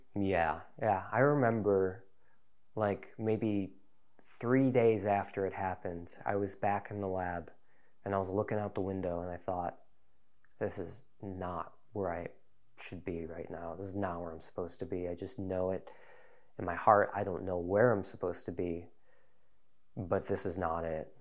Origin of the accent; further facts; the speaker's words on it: Deerfield, Illinois, United States; also born or lived in Chicago, United States; now in North Woods, Wisconsin, United States; I grew up in Chicagoland area, in a suburb called Deerfield, northeast suburb